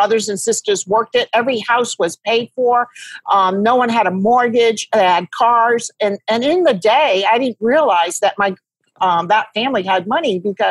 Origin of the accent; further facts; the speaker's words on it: Rhode Island, United States; moved away as an adult; also born or lived in Toledo, Ohio / Houston, Texas; I grew up in Rhode Island, and I went to Toledo, Ohio out of school